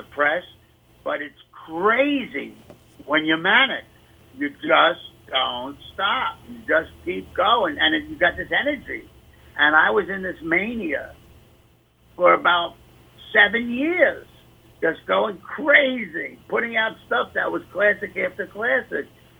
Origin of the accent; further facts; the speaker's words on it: New York City, New York, United States; I grew up in the Bronx, and I talk a certain way